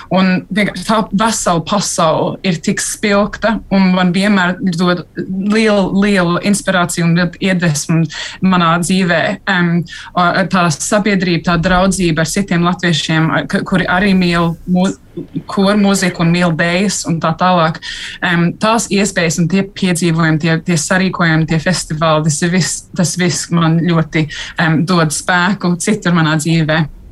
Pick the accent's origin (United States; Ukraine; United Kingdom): United Kingdom; es esmu gan, gan brita, gan latvieta